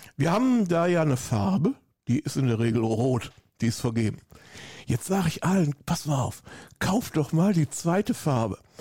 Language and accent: German; Hückeswagen, North Rhine-Westphalia, Germany; accent: Rhineland; now in Austria; ursprünglich bin ich Bergischer Jung. Ich komme aus der Nähe von Köln